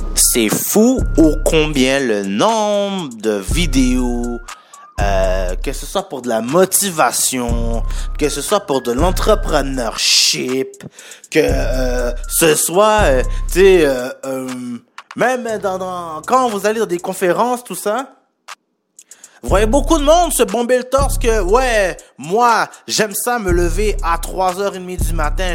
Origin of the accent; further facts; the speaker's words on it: Montreal, Quebec, Canada; je viens de Montréal, pas de la France